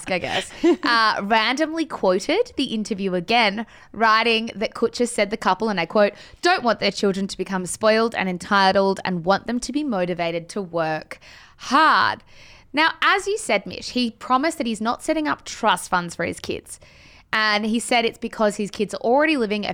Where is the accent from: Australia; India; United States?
Australia; as Australian Bunnings consumers